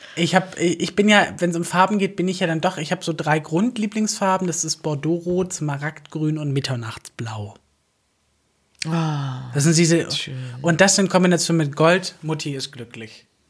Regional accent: Southern Germany, Germany; ich ja aus dem Süden. Also allgemein der Süddeutsche an sich

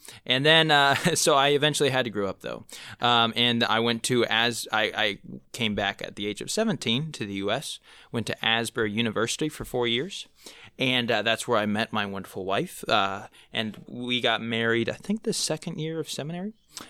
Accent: Manaus, Amazonas, Brazil; Yeah, so I grew up in Manaus, Brazil, which is on the kind of the Amazon River where it meets the Rio Negro.

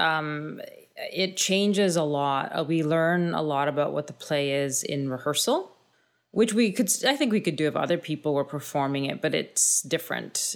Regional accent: Thunder Bay, Ontario, Canada; I grew up in Thunder Bay

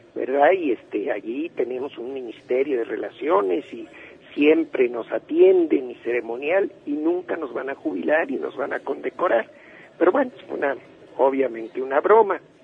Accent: Mexico

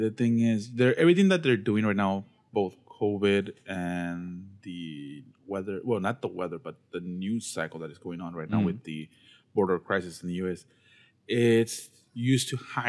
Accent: Texas, United States; I'm a Texan

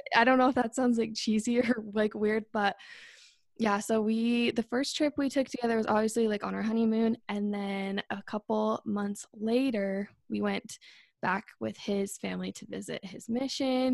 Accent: Northern Utah, United States; I'm twenty-five, and I'm from Northern Utah.

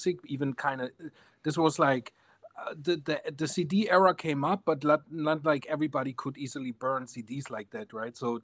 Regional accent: Bavaria, Germany; we're from Germany, so in the south of Germany

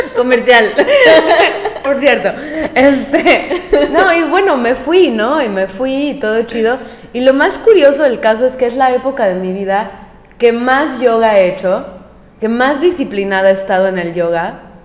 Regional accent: Mexico; moved away as an adult; also born or lived in Mérida, Yucatán / New York; yo nunca había vivido fuera de México más de tres meses

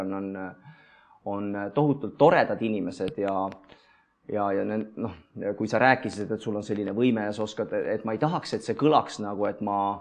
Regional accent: Estonia; see on minu kodulinn

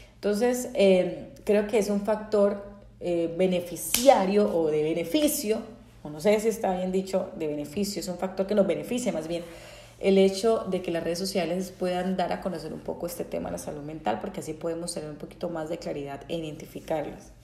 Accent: Bucaramanga, Santander, Colombia; yo soy colombiana, eh, para los que no, no saben, soy colombiana, nací en Bucaramanga, Titre fue en, en, Santander, Colombia

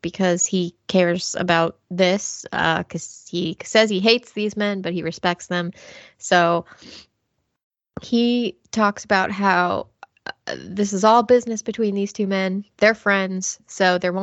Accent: United Kingdom; me as a Brit

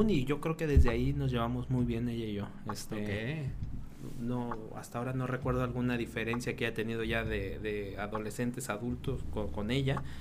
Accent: Querétaro, Mexico; moved away; 2006 y yo recuerdo que era estaba en ese Querétaro en transición a lo que es ahorita, a lo que fue antes. Mi niñez fue en una ciudad tranquila

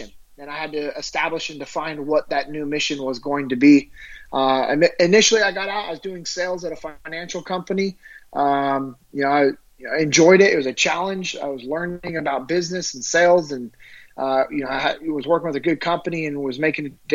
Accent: Sacramento, California, United States; I'm originally from Sacramento, California.

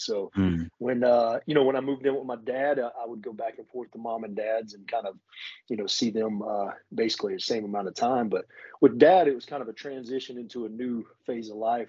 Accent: Hickory, North Carolina, United States; moved away as an adult; now in Mooresville, United States; currently I reside in Mooresville, North Carolina, but I am from Hickory, North Carolina, which is, you know, it's a grown town now, but it was a little small town as I was growing up.

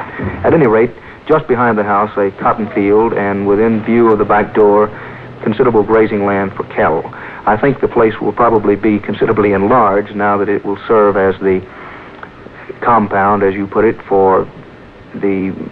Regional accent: Texas, United States; this correspondent was born and raised in Texas

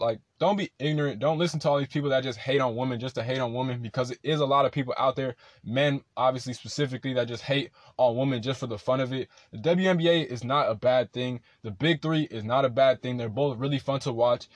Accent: Rancho Cucamonga, California, United States; I'm from Rancho Cucamonga

